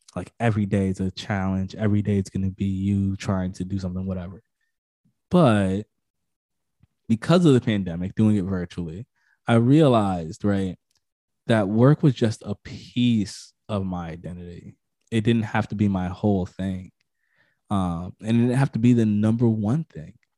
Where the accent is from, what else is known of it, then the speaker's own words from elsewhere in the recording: Connecticut, United States; I'm from Connecticut